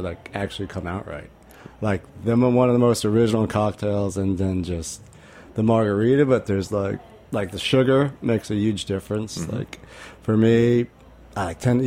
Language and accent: English; Rhode Island, United States; I grew up in Rhode Island and I had this crazy, like amazing garden my father and mother built.